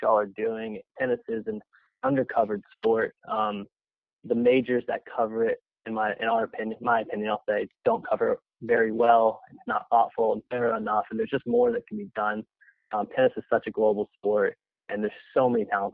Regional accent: Nashville, Tennessee, United States; moved away as an adult; also born or lived in Gainesville; growing up in Nashville

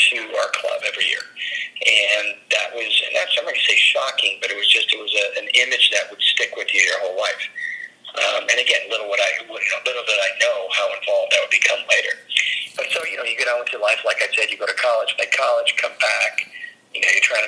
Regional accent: Southern California, United States; also born or lived in Chicago, Illinois; I grew up in Chicago until I was about 7 years old, and then moved to Southern California

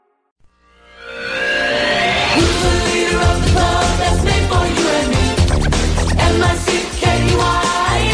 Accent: Florida, United States; now in San Francisco, United States; I'm from Florida

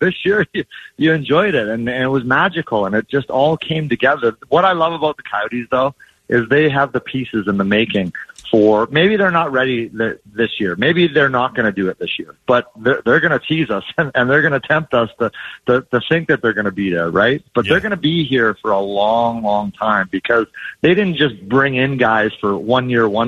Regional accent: Edmonton, Alberta, Canada; now in Arizona, United States; I grew up in Edmonton

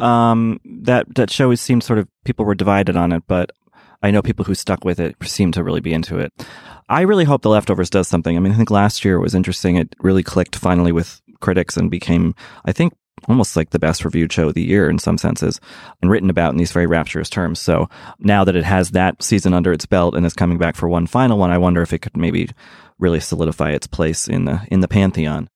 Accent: Boston, Massachusetts, United States; moved away; my hometown, Boston

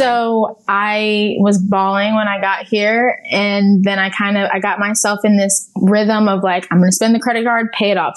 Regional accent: Ohio, United States; now in Dallas, United States; I'm from Ohio, but I am in Dallas

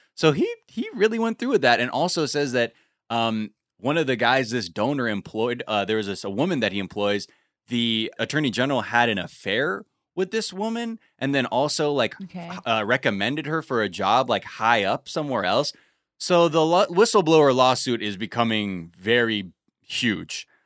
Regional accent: Los Angeles, California, United States; my elementary school that I grew up in in North Hollywood

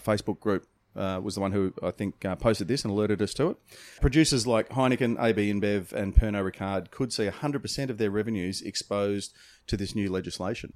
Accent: Australia; we're from Australia.

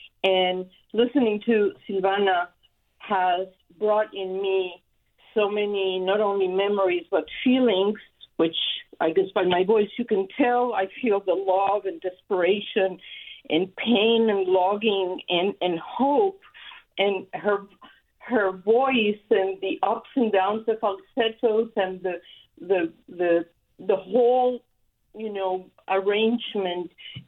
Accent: Mexico; now in Sacramento, United States; I am originally also from Mexico

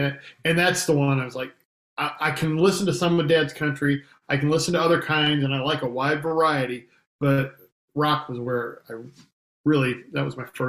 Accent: Marblehead, Ohio, United States; So I grew up in Northern Ohio, Marblehead, outside of a small town called Marblehead.

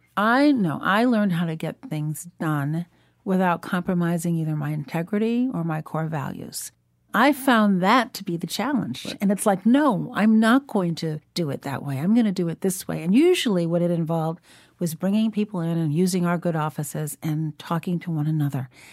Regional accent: Chicago, Illinois, United States; also born or lived in Shiraz, Iran; Growing up in Chicago

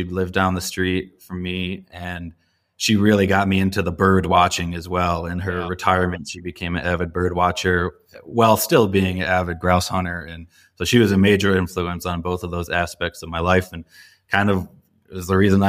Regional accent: Traverse City, Michigan, United States; So I'm from the Great Lakes as well. I was born and raised in northern Lower Peninsula, Michigan, in the Traverse City area.

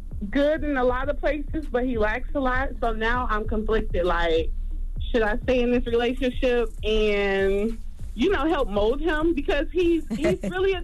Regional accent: Detroit, Michigan, United States; I'm from Detroit, so I'm a little messed up, too. You know, I done seen a lot.

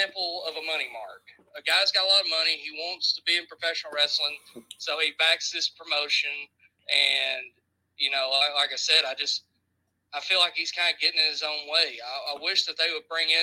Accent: Chattanooga, Tennessee, United States; I'm from Chattanooga, Tennessee is where I'm from.

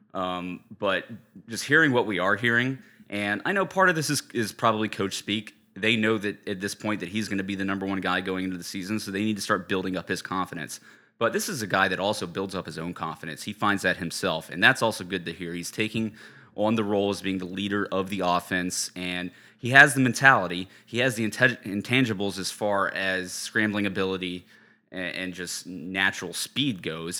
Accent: Charleston, South Carolina, United States; now in San Francisco, United States; Growing up in Charleston

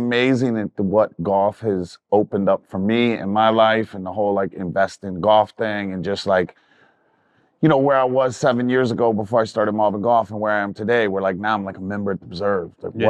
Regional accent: Virginia Beach, Virginia, United States; also born or lived in North Carolina / New York; now in Los Angeles, United States; I grew up in Virginia Beach in North Carolina.

